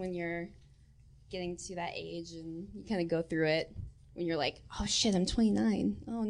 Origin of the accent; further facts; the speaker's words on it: Chicago, Illinois, United States; I'm from Chicago.